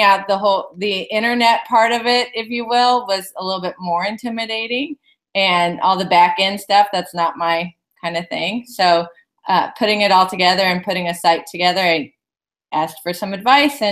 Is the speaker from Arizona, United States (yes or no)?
yes; Phoenix, Arizona, United States; also born or lived in San Diego; now in Chicago, United States; I'm originally from Phoenix, so moving to Chicago was quite an eye-opener